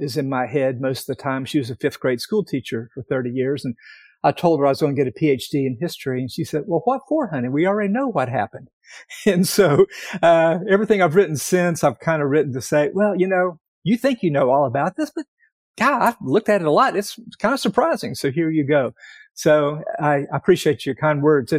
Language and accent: English; East Tennessee, United States; moved away as an adult; also born or lived in Connecticut / Virginia; I'm from East Tennessee